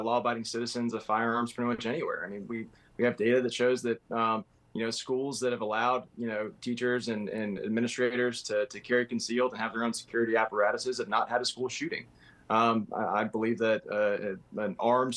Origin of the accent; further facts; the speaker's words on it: South Florida, United States; now in Pensacola, United States; I grew up in South Florida.